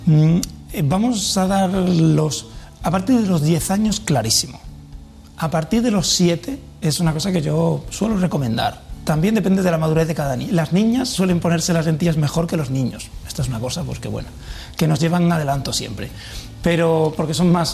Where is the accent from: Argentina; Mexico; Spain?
Spain; Villanueva de la Serena, Extremadura; Yo, es mi pueblo